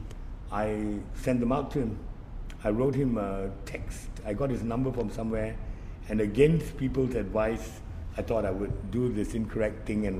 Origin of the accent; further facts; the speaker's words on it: India; as an Indian